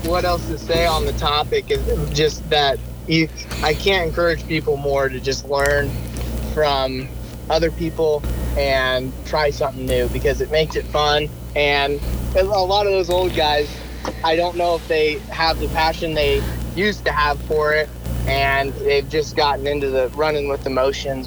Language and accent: English; Northeast Missouri, United States; I grew up in Northeast Missouri. I've lived where I go to college in my hometown. Okay. Um, so I've always lived here in Northeast Missouri